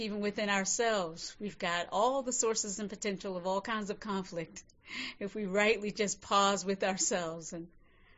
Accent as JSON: {"language": "English", "region": "North Carolina", "country": "United States", "tie": "born or raised there", "moved": "yes", "lives_now": "San Francisco, United States", "said": "I was born in North Carolina many, many years ago"}